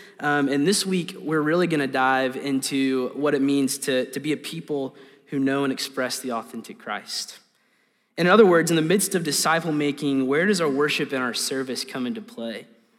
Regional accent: Hot Springs, Arkansas, United States; So I am from Hot Springs, Central Arkansas. It's an interesting place. We call it the Spa City.

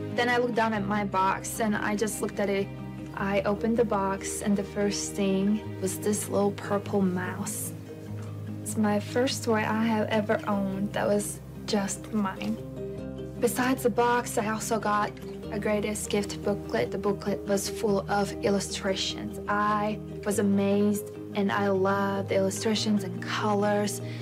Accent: Latvia; moved away; I'm from Latvia.

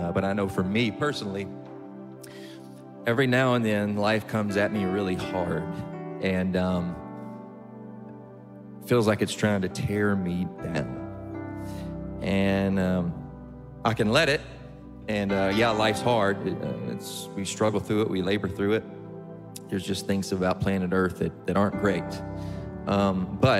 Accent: East Texas, United States; moved away; I grew up in East Texas

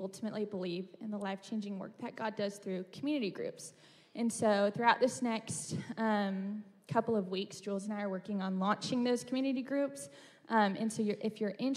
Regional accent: Bentonville, Arkansas, United States; I am also from Bentonville

